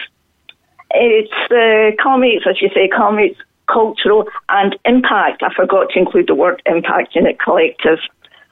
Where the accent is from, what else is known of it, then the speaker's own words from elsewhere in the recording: a little Scottish town, Scotland, United Kingdom; now in West Cork, Ireland; I come from Glasgow because many people here would not have heard of the little town I came from, but it was a typical little Scottish town